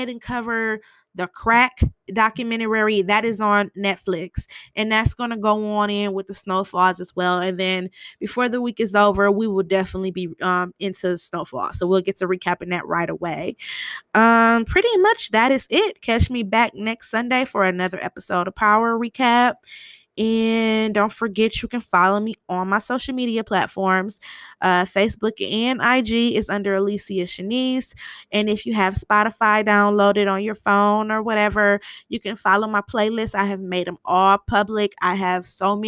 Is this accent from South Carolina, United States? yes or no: no; Michigan, United States; I was born in Michigan